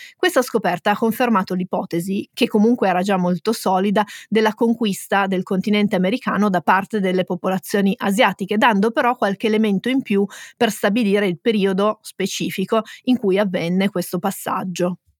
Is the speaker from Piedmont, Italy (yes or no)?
yes; Turin, Piedmont, Italy; noi siamo torinesi